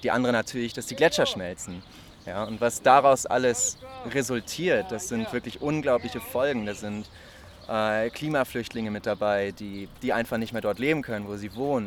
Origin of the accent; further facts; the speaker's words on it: Lübeck, Schleswig-Holstein, Germany; moved away as an adult; now in Marburg, Germany; ich komme ursprünglich aus Lübeck und wohne jetzt seit Oktober hier in Marburg